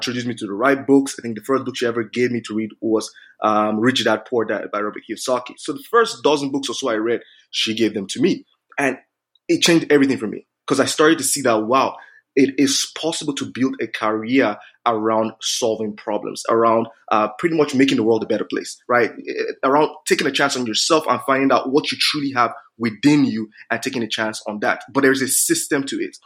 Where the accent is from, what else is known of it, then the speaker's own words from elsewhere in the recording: Nigeria; moved away as an adult; now in Canada; I grew up in Nigeria